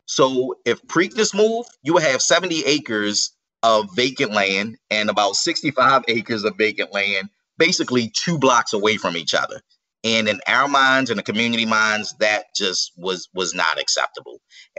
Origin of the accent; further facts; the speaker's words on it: Baltimore, Maryland, United States; I grew up in the Park Heights community, probably a few short blocks from where Pimlico is actually located.